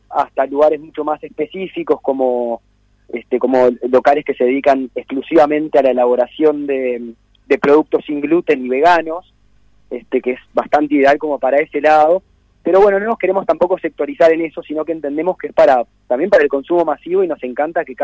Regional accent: Montevideo, Uruguay; mis amigos de Montevideo, cuando yo me mudé aquí, soy de Montevideo hace 10 años y tengo mi, grupo de amigos de Montevideo

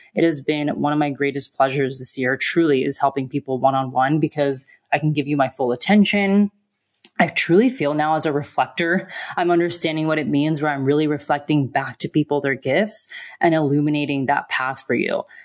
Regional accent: United States; moved away as an adult; also born or lived in Australia; I was an American living in Australia and nannying

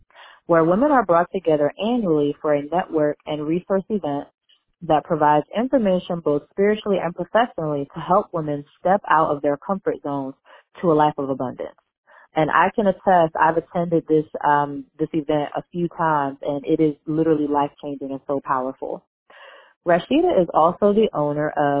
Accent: Philadelphia, Pennsylvania, United States; I'm from Philadelphia, PA, and that's where I call in from

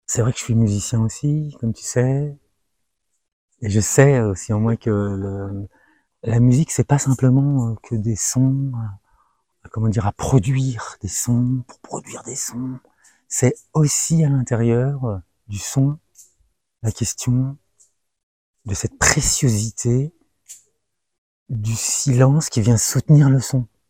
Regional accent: France; je suis né en France et j'ai grandi en France et j'ai fait mes classes en France

